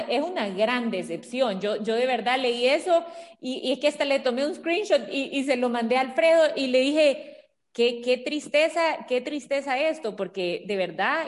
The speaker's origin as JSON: {"language": "Spanish", "country": "El Salvador", "said": "todos somos salvadoreños"}